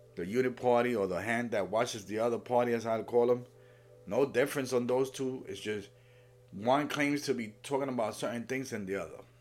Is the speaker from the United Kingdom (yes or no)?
no; Puerto Rico; I'm from Puerto Rico.